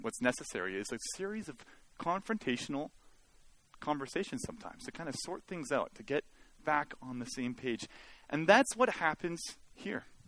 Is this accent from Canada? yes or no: yes; Mission, British Columbia, Canada; I actually like being from Mission. Uh, it's, uh, it was a good place to grow up in a lot of ways.